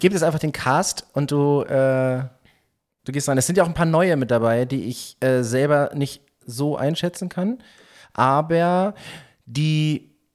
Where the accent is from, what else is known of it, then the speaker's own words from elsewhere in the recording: Northern Germany, Germany; wir sind ja Norddeutsche